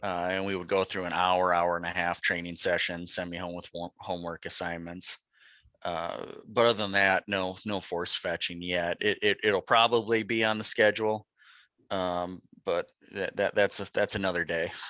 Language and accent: English; Fargo, North Dakota, United States; I grew up in North Dakota. I'm originally from uh, Fargo